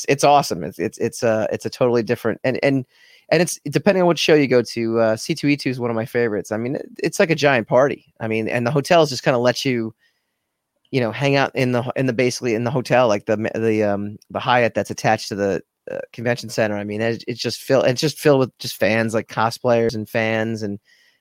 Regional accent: New York, United States; New York is my hometown show

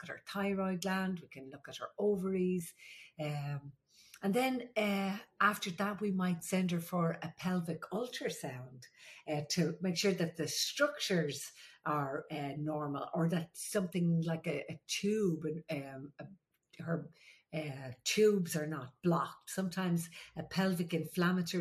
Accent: Ireland; I'm the Irish midwife

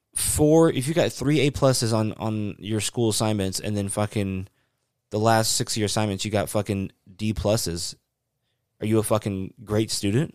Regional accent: the South, United States; I grew up in the South

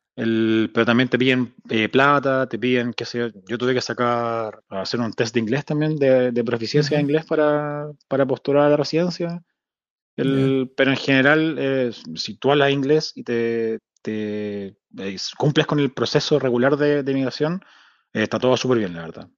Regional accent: Santiago, Santiago Metropolitan Region, Chile; moved away as an adult; also born or lived in Spain / France / Sweden / Denmark; now in Whitehorse, Canada; yo nací en Santiago, la cordillera está ahí

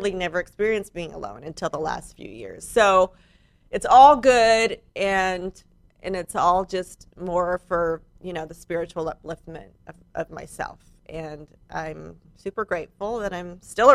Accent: San Diego, California, United States; also born or lived in Malibu; I was born in San Diego.

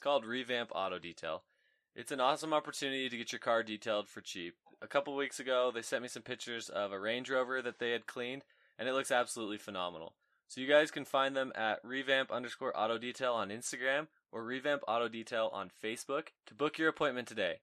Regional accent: Layton, Utah, United States; I'm from Layton.

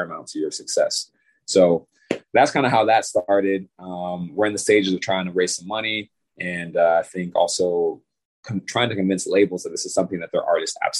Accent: Bridgeport, Connecticut, United States; I'm from Bridgeport, Connecticut.

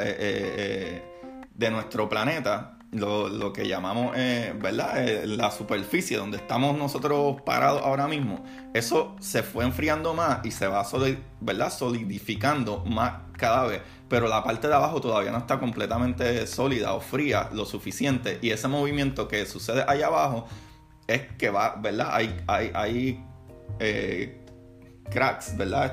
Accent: Puerto Rico; en mi país, Puerto Rico

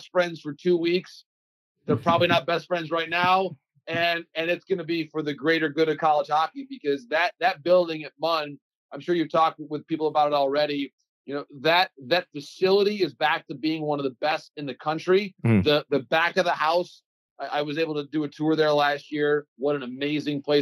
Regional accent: Michigan, United States; my home state of Michigan

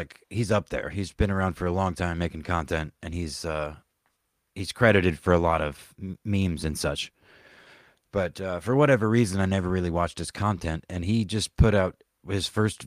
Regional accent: the South, United States; growing up in the South

